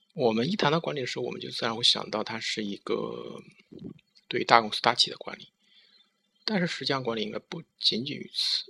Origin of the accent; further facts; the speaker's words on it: China; 我们中国人